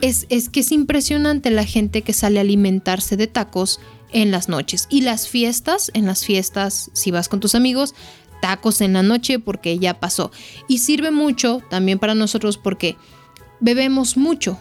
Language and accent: Spanish; Mexico; nos identifica como mexicanos